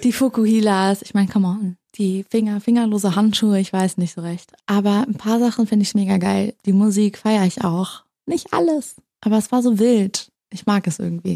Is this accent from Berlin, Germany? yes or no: yes; Berlin, Germany; moved away; also born or lived in United States; Ich bin ja auch in Berlin groß geworden, in der Nähe von der Mauer